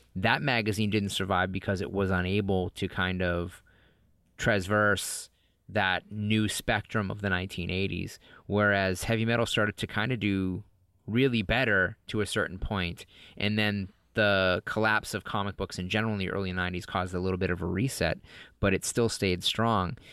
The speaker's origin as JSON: {"language": "English", "region": "New England", "country": "United States", "tie": "born or raised there", "also_born_or_lived": "Los Angeles", "moved": "as an adult", "said": "I grew up in New England"}